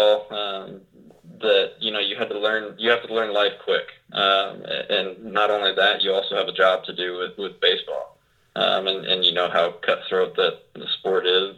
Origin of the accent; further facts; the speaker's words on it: Arizona, United States; also born or lived in Puyallup, Washington; I was born in Puyallup, Washington, and lived just south of Seattle for 6 or 7 years of my life. And then parents moved out to Arizona